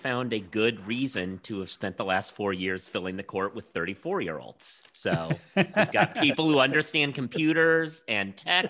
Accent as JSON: {"language": "English", "region": "Oregon", "country": "United States", "said": "I'm originally from Oregon, so this speaks from a Pacific Northwest thing."}